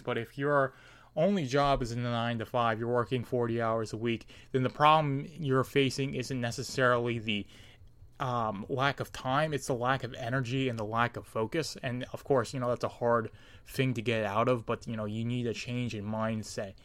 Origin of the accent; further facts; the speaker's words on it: United States; me being an American, my country being the United States